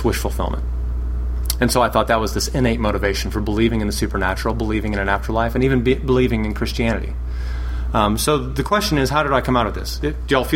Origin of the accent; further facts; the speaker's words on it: Texas, United States; moved away as an adult; also born or lived in Massachusetts; I'm originally from Texas